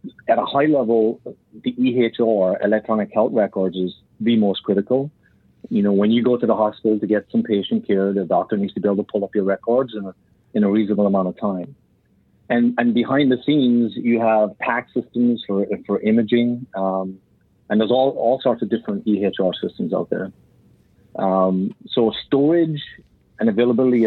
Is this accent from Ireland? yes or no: yes; Ireland; I grew up in Ireland